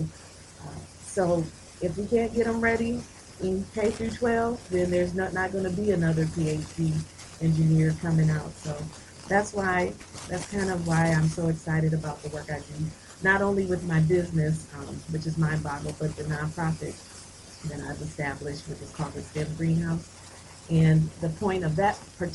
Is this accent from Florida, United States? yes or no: no; Grand Rapids, Michigan, United States; also born or lived in North Carolina / Illinois; I'm from Grand Rapids. I was educated in Grand Rapids, graduated from Hollywood Hills High School